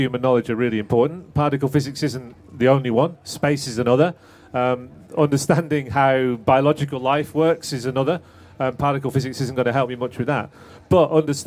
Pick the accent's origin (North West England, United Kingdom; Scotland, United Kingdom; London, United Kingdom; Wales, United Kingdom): North West England, United Kingdom; Manchester; when I grew up in Manchester